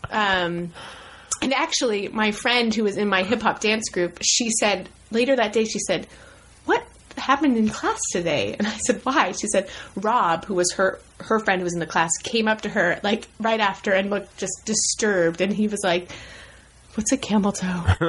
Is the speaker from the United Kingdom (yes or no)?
no; Los Angeles, California, United States; also born or lived in Ohio; my poor California soul.